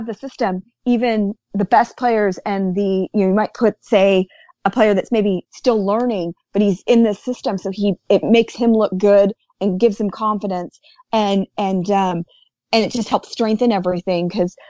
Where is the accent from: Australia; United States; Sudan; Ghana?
United States; me being American